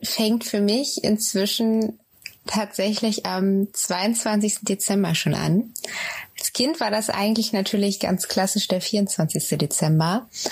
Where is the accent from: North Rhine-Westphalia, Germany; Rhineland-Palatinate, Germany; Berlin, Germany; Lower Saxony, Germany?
Lower Saxony, Germany; Oldenburg; komme aus Oldenburg